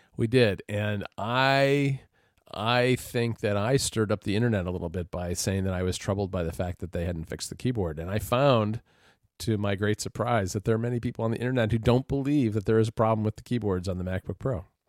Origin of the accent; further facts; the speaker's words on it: United States; as an American